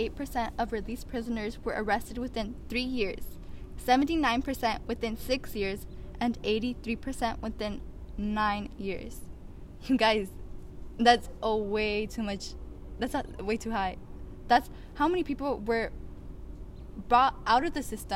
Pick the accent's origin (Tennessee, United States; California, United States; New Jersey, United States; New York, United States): California, United States; the Valley; I'm originally from the Valley, right? And it's low income